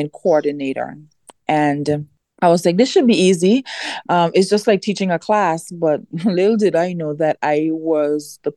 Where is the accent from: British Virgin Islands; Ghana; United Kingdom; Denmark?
British Virgin Islands; born or raised there